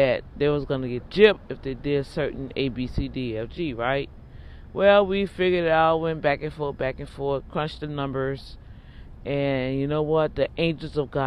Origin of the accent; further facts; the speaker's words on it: New Orleans, Louisiana, United States; I'm from New Orleans